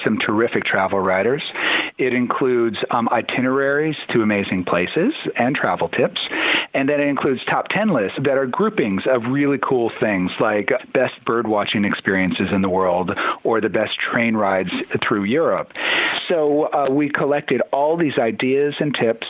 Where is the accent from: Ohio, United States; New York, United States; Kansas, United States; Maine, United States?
Ohio, United States; Toledo; I grew up in Toledo, Ohio